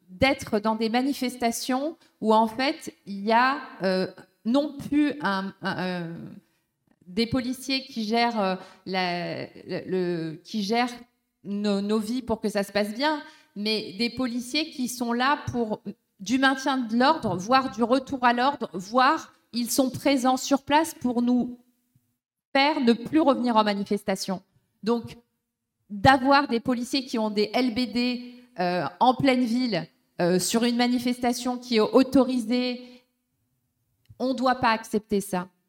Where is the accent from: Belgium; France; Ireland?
France; on doit se mobiliser tous ensemble en tant que Français, habitant en France